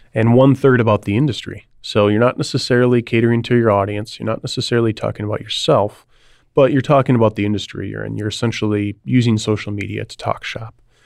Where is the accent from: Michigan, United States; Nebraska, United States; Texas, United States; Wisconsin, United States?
Wisconsin, United States; Milwaukee; also born or lived in Chicago; move back home. I'm from the Milwaukee area.